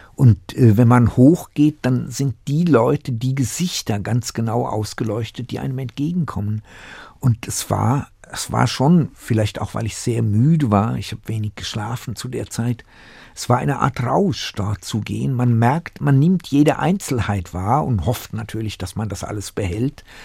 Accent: Staufenberg, Hesse, Germany; also born or lived in Tachov, Bohemia / Uzès, France; in meiner Kindheit im Dorf, der war auf Hessisch

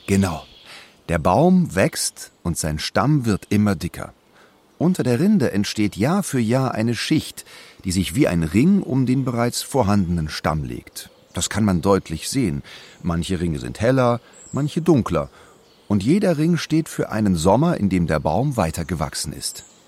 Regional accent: Germany; Bei uns in Deutschland

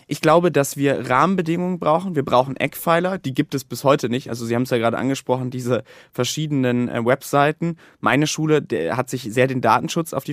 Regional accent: North Rhine-Westphalia, Germany; Länder wie zum Beispiel mein Heimatland Nordrhein-Westfalen, wo noch nicht mal zehn Prozent abgerufen worden sind.

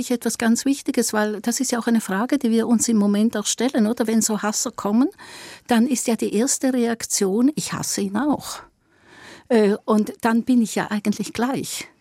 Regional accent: Eastern Switzerland, Switzerland; ich bin auch eine Schweizerin und ich komm aus der Ostschweiz.

